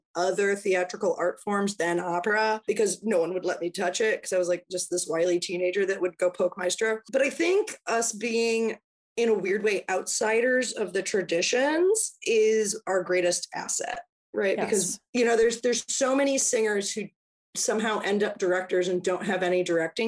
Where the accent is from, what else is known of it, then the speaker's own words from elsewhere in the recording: Appleton, Wisconsin, United States; I grew up in Appleton, Wisconsin